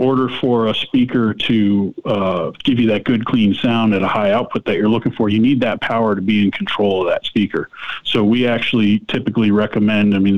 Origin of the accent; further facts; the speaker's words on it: Pompano Beach, Florida, United States; I'm born and raised in Pompano Beach